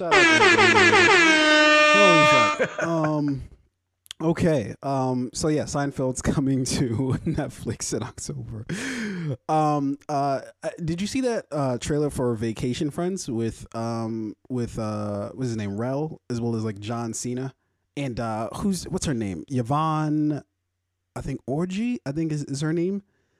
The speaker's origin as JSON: {"language": "English", "country": "Nigeria", "said": "Yes, I am fucking Nigerian."}